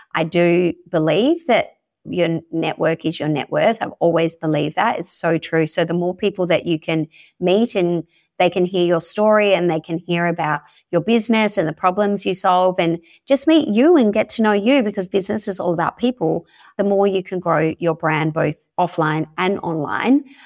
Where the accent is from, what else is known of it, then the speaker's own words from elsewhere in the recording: Perth, Western Australia, Australia; moved away as an adult; now in Croatia; I'm originally from Perth in Western Australia